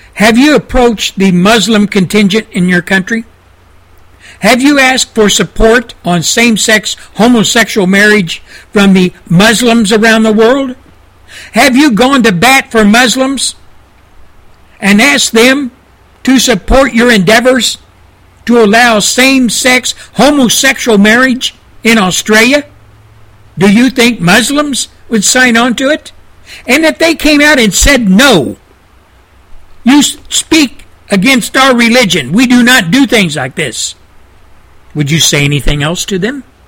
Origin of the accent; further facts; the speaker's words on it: United States; as an American